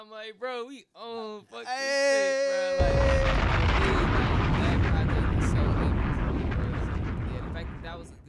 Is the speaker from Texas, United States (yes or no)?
no; Grandview, Missouri, United States